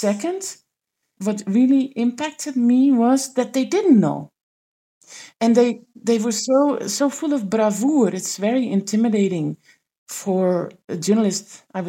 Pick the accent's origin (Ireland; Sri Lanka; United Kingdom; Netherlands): Netherlands; I came from the Netherlands, where I was covering the parliament, so basically we were in a way embedded within that building in The Hague.